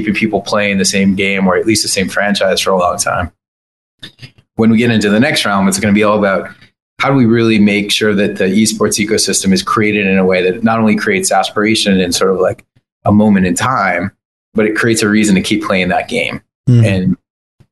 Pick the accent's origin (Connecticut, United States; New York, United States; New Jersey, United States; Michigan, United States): New York, United States; I'm a New Yorker